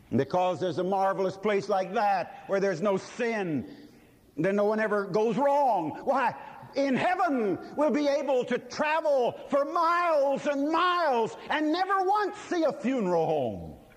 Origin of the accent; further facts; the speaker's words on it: United States; this blessed and wonderful country that's ours, this wonderful America